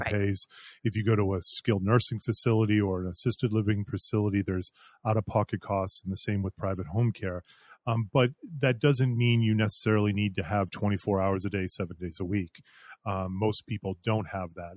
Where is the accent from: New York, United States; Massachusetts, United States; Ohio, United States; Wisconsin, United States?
Massachusetts, United States; Concord; moved away as an adult; also born or lived in Colorado / Florida; I grew up in the area, I grew up in Concord.